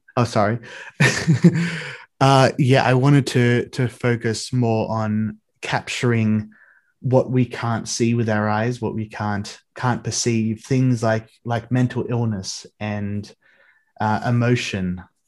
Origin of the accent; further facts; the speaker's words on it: Australia; growing up in Australia